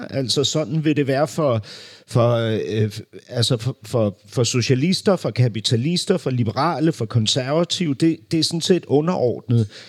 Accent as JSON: {"language": "Danish", "region": "Berlin", "country": "Germany", "tie": "born or raised there", "moved": "yes", "said": "jeg voksede jo op, klods op af den der Berlinmur, ikke? fordi min barndom udspillede sig i Vestberlin"}